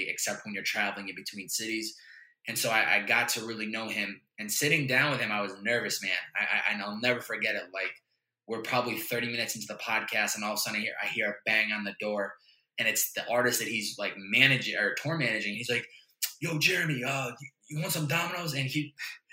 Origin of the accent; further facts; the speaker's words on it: Chicopee, Massachusetts, United States; the house that I grew up in Chicopee, Mass